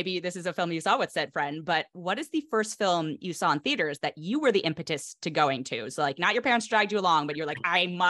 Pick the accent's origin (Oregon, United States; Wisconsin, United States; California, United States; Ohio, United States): California, United States; also born or lived in New York; I'm in California. I'm from California